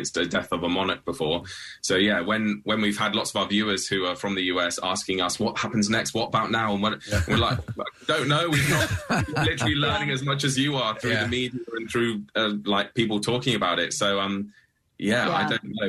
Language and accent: English; United Kingdom; someone who has represented our country and worked for our country